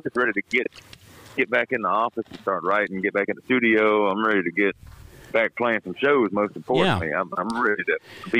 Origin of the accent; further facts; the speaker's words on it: Vicksburg, Mississippi, United States; Born and raised in Vicksburg, Mississippi, couldn't be more proud of it.